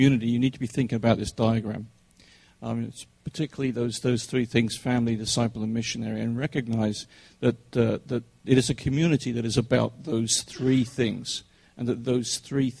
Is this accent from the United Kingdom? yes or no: yes; England, United Kingdom; now in United States; I'm English